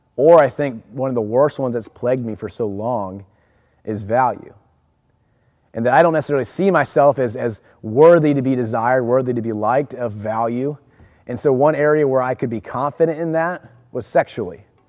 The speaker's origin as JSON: {"language": "English", "town": "Jacksonville", "region": "Florida", "country": "United States", "tie": "born or raised there", "said": "I grew up in Jacksonville. I went from San Pablo to Fletcher Middle School to Fletcher High School, on to the University of Florida."}